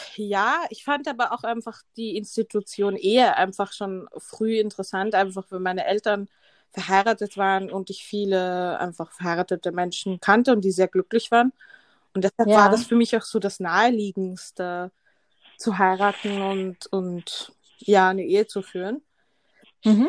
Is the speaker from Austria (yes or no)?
yes; Vienna, Austria; ich bin Wienerin